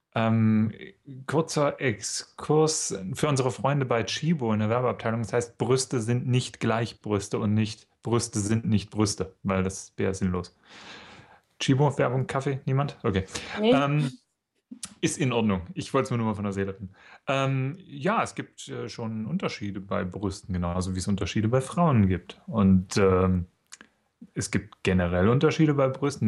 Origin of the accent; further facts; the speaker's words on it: East Germany, Germany; Ich komme aus dem Osten, ja. Ich bin praktisch auf dem FKK-Zeltplatz aufgewachsen